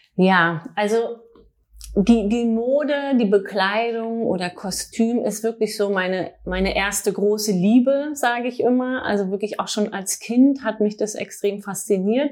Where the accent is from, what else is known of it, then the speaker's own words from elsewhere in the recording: Berlin, Germany; also born or lived in Paris; Ich bin in Berlin geboren, habe auch in Berlin Modedesign studiert